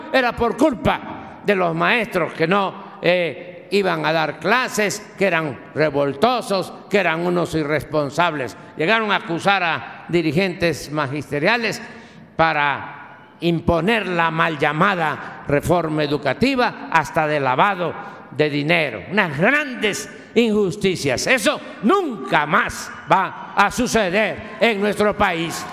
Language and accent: Spanish; Tepetitán, Tabasco, Mexico; moved away; mis maestras allá de mi pueblo, de Tepetitán, que me enseñaron las primeras letras a escribir, eh, a leer y a contar